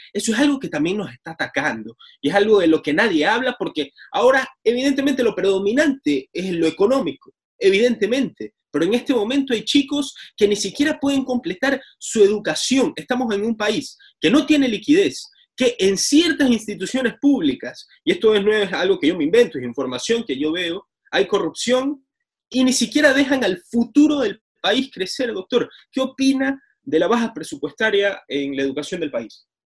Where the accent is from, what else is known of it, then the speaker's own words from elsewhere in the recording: Ecuador; como ecuatorianos